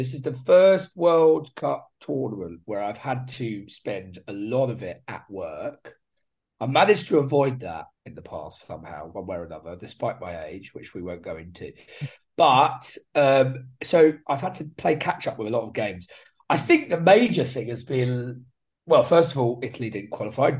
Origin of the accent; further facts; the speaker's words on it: Brighton, South East England, United Kingdom; I was born in Brighton